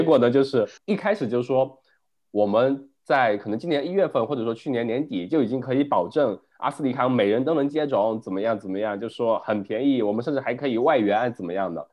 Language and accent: Chinese; China; now in Melbourne, Australia; 我们国内